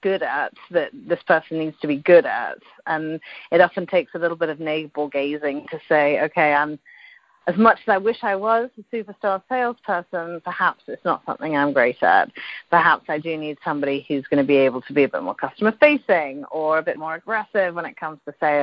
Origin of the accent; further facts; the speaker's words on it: United Kingdom; moved away as an adult; also born or lived in London / Dubai / Singapore; now in Silicon Valley, United States; I'm British originally, as you might tell by the accent.